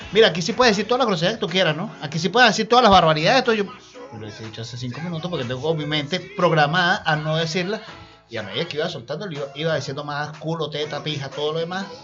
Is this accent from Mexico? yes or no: no; Venezuela; now in Argentina; Porque aquí en Argentina tienden a hablar más rápido también. A mí como venezolano